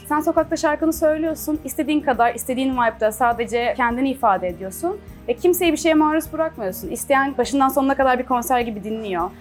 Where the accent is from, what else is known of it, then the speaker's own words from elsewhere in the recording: Çeşme, İzmir, Turkey; first language Turkish; moved away; also born or lived in Istanbul; Çeşme gibi küçük bir yerde yaşıyorum ben. Orada büyüdüm yani.